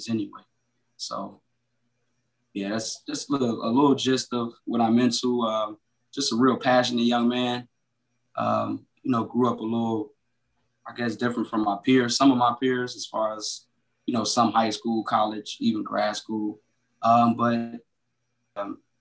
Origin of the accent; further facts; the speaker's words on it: Chicago, Illinois, United States; also born or lived in Ohio; I originally was born in Ohio. I was raised in Chicago